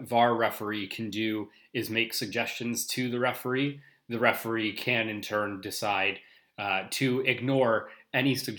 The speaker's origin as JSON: {"language": "English", "country": "Canada", "said": "Being Canadian"}